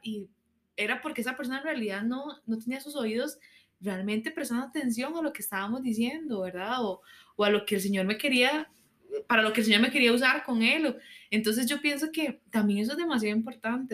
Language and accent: Spanish; Costa Rica; como ticos, digamos, pensando como es nuestra cultura